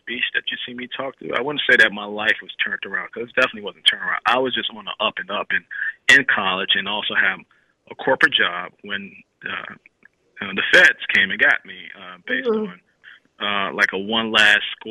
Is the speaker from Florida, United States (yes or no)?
no; Chicago, Illinois, United States; I grew up in Chicago